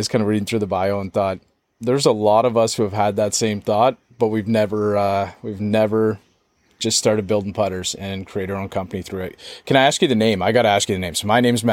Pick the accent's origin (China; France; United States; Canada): Canada; accent: Canadian; It's like very Canadian when I say about or a boot